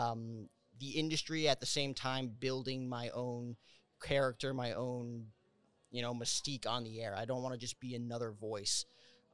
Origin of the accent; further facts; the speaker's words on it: New Jersey, United States; I grew up with Michael Kay on the YES Network for New York Yankees baseball growing up in New Jersey, right outside Manhattan.